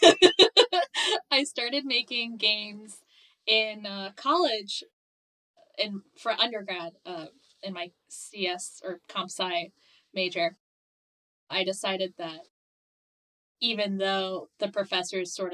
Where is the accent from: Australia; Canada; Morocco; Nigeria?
Morocco; moved away; also born or lived in East Coast, United States; I grew up between two countries. So I grew up on the East Coast of mm-hmm. the U.S. and moved when I was 9 years old to Morocco, because that's where my parents are from